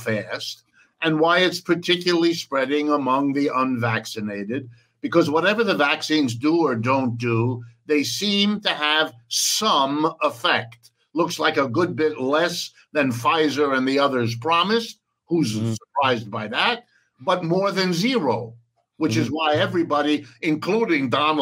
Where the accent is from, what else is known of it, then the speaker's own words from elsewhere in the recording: Ohio, United States; first language French and German; English is a second language; I was born in Ohio, lived here all my life